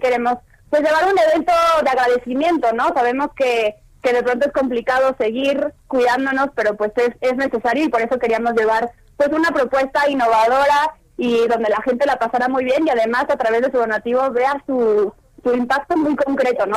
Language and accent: Spanish; Mexico; esa solidaridad que nos caracteriza como mexicanos